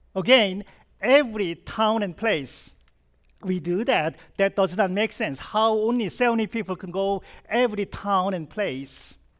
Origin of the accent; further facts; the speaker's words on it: South Korea; English is a second language; moved away as an adult; now in United States; I was born and raised in South Korea, and I came, uh, to this country when I was twenty-nine